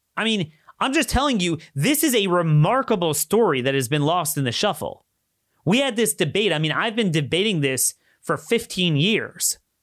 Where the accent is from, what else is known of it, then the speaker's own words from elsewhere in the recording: Maryland, United States; in my home state